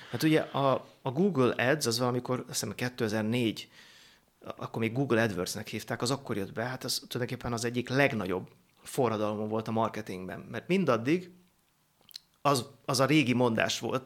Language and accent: Hungarian; Szentendre, Pest, Hungary; Szentendré nőttem föl